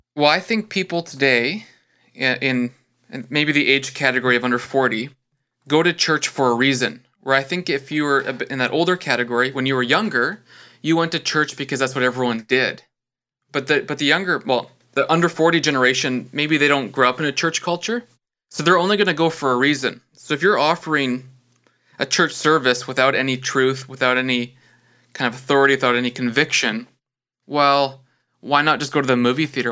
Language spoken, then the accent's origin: English; British Columbia, Canada; also born or lived in Alberta / Western Canada; now in Ontario, Canada; was born in British Columbia, so I'm born in the same province that you're